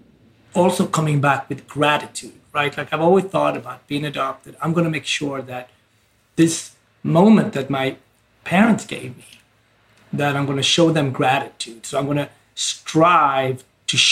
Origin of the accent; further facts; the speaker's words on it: New York City, New York, United States; as a New Yorker